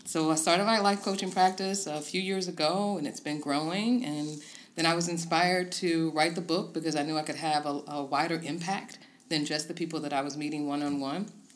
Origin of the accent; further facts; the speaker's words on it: Tidewater, Virginia, United States; moved away as an adult; now in Harrisonburg, United States; I'm originally from the Tidewater, Virginia area and moved to Harrisonburg uh, a little over a decade ago